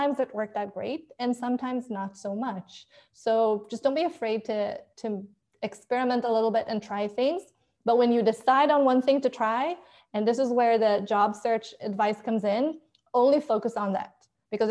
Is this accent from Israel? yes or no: yes; Israel; moved away as an adult; now in United States; So I am originally from Israel, and I moved to the US 3 years ago